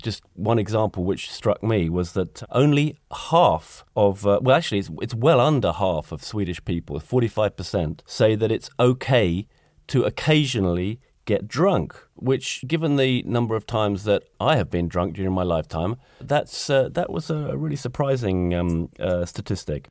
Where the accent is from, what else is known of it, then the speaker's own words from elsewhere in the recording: United Kingdom; moved away as an adult; now in Gothenburg, Sweden; I'm a Brit